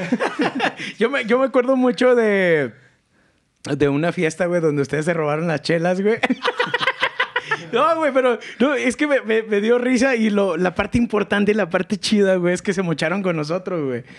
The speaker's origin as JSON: {"language": "Spanish", "town": "León", "region": "Guanajuato", "country": "Mexico", "said": "Yo soy un leonés bien pinche acá"}